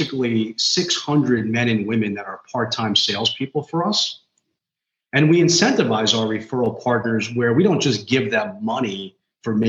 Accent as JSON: {"language": "English", "town": "New York City", "region": "New York", "country": "United States", "said": "I'm like fifth generation in my family. We're all, you know, we're from New York."}